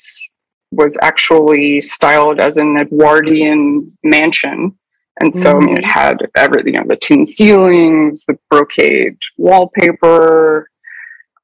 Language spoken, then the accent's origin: English; Pittsburgh, Pennsylvania, United States; where I grew up in Pittsburgh, Pennsylvania